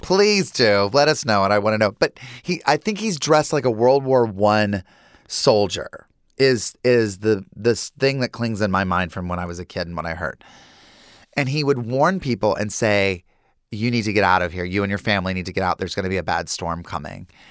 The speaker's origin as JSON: {"language": "English", "town": "Lincolnton", "region": "North Carolina", "country": "United States", "tie": "born or raised there", "said": "Growing up in Lincolnton, North Carolina, there was Sally's Bridge"}